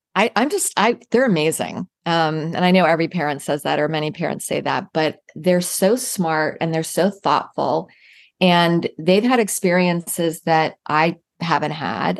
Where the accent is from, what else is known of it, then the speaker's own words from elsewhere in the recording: Virginia, United States; now in Jacksonville, United States; I grew up in Virginia